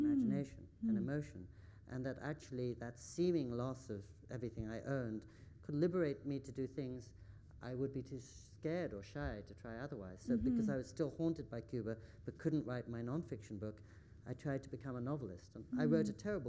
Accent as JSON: {"language": "English", "region": "England", "country": "United Kingdom", "tie": "born or raised there", "also_born_or_lived": "California, United States", "moved": "yes", "lives_now": "Japan", "said": "I grew up in England"}